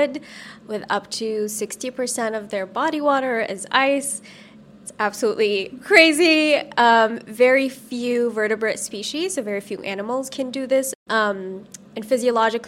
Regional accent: Saudi Arabia; moved away as an adult; also born or lived in Los Angeles, United States; now in United States; I grew up in Saudi Arabia, and after I finished high school there

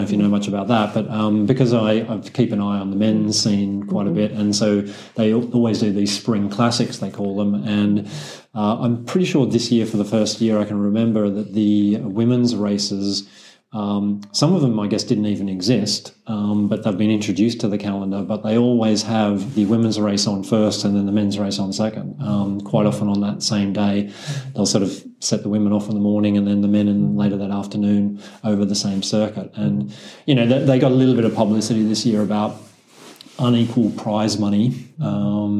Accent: Australia; as an Aussie

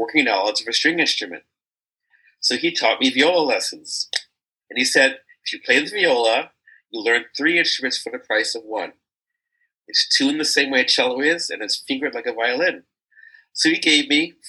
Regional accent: Washington, District of Columbia, United States; I grew up in Washington, D.C.

